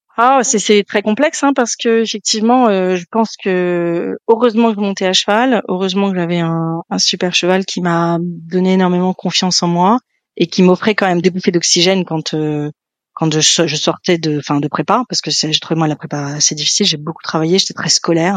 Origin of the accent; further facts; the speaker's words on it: Paris, Île-de-France, France; moved away; also born or lived in Nantes / England; j'ai été élevée à Paris, euh, dans le centre de Paris